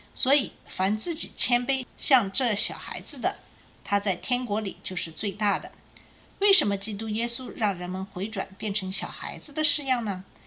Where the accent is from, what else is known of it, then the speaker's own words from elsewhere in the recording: China; 我们中国人